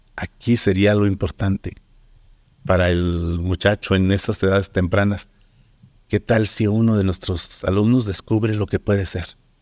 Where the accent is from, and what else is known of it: Durango, Mexico